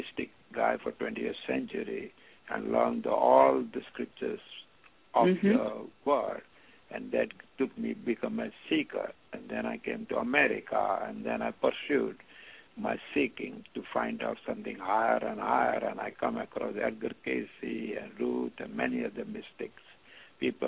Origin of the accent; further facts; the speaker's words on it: Mumbai, Maharashtra, India; moved away as an adult; now in United States; I was born in Bombay, India